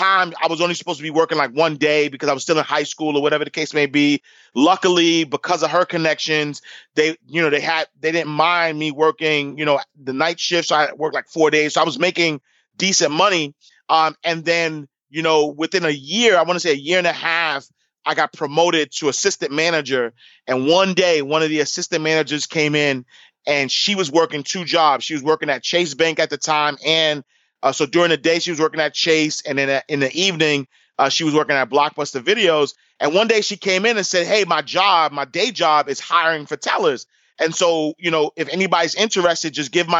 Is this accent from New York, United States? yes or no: yes; New York City, New York, United States; I grew up in Harlem. Like you mentioned, I grew up in St. Nicholas Projects, 129th Street and 8th Avenue